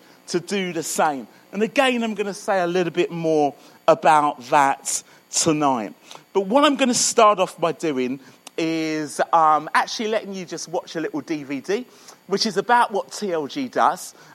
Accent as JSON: {"language": "English", "town": "Croydon", "region": "London", "country": "United Kingdom", "tie": "born or raised there", "moved": "yes", "lives_now": "Birmingham, United Kingdom", "said": "I live in Birmingham. You can probably hear that my accent's a little further south, so I'm sort of born and brought up in Croydon."}